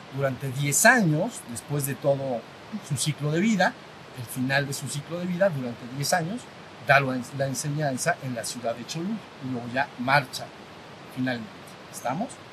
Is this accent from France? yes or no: no; Mexico; México, somos mexicanos, la mayoría aquí lo somos, mexicano